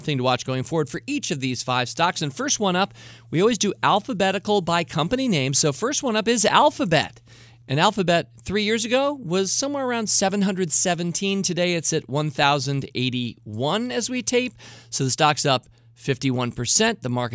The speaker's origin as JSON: {"language": "English", "country": "United States", "said": "as an American who lives in a country where we kind of went independent"}